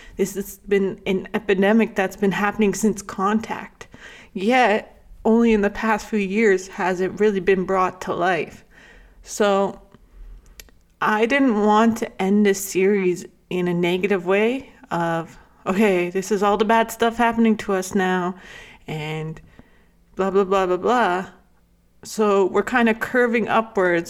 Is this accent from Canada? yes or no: yes; Lac La Biche, Alberta, Canada; moved away as an adult; also born or lived in Bigstone Cree Nation (family origin); I grew up in La Club-Bixa, Alberta